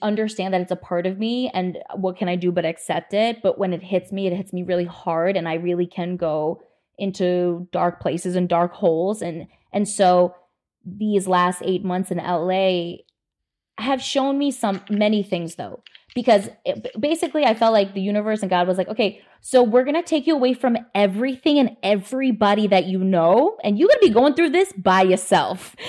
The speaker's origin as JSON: {"language": "English", "region": "New Jersey", "country": "United States", "tie": "born or raised there", "also_born_or_lived": "New York City, United States", "moved": "as an adult", "lives_now": "Los Angeles, United States", "said": "I grew up in New Jersey"}